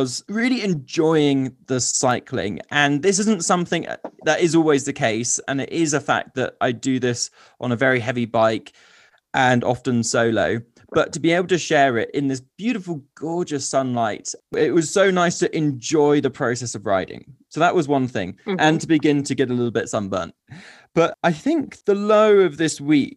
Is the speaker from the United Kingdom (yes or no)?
yes; United Kingdom; being British